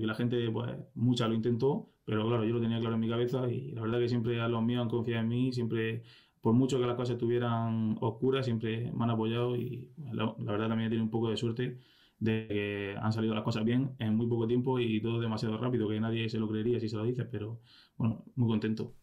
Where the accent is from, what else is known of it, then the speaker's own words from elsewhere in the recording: Blanca, Region of Murcia, Spain; soy el presidente del club de mi, de mi pueblo